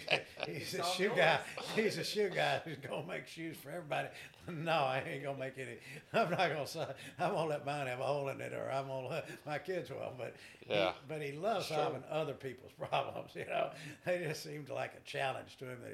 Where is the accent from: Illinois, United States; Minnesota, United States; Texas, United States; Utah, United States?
Texas, United States; Texarkana; New Boston Road was the world back when we were growing up